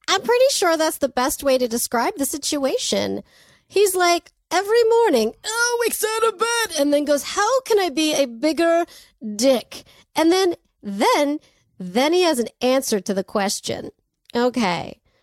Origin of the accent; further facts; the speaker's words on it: Anaheim, California, United States; I'm from Anaheim